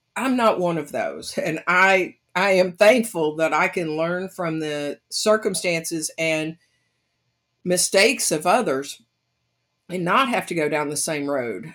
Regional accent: United States; growing up in the United States of America

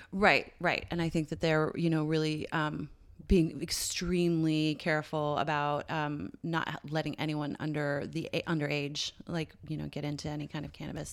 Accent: St. John's, Newfoundland and Labrador, Canada; moved away; I gr, uh, grew up there from the age of three. My family moved there when I was little. And, uh, yeah, so Saint John's, Newfoundland

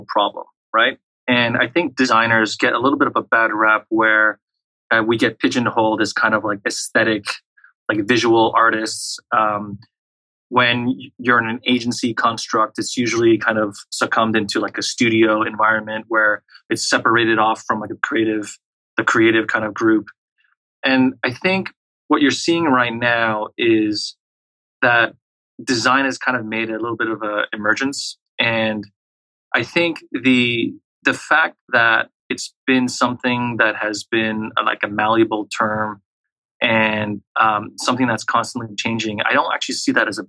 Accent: Montreal, Quebec, Canada; I was actually born and raised in a small suburb off of Quebec City, which is the heartland of French Canada. And I spent most of my childhood and adolescent years growing up in Montreal.

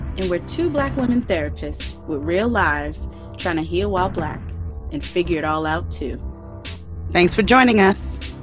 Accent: Providence, Rhode Island, United States; moved away; my hometown, Providence, Rhode Island.

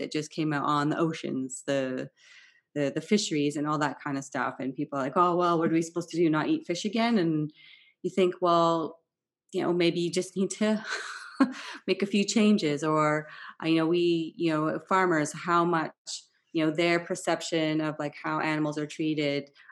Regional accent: Vancouver, British Columbia, Canada; moved away; also born or lived in Switzerland; I grew up in Vancouver

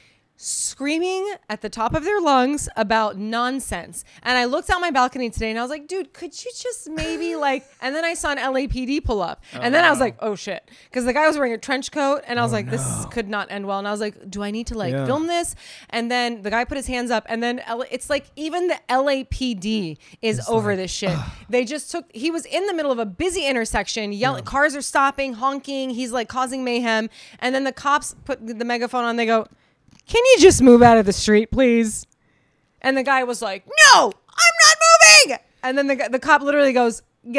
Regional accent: East Coast, United States; now in Los Angeles, United States; I'm from the East Coast, so I'm used to like blizzards.

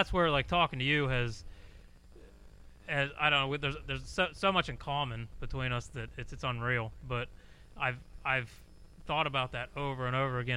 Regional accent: Pennsylvania, United States; moved away; I'm from Pennsylvania originally.

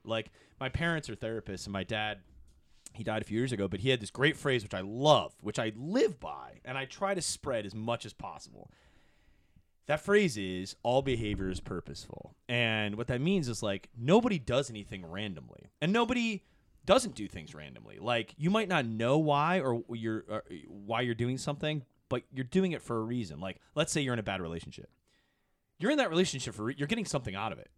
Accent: Ann Arbor, Michigan, United States; moved away as an adult; growing up in Michigan, you know, I'm from Ann Arbor

